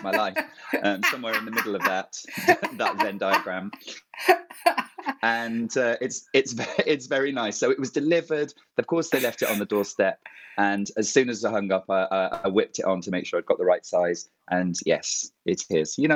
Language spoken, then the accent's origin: English; Matlock, East Midlands, United Kingdom; I'm from Matlock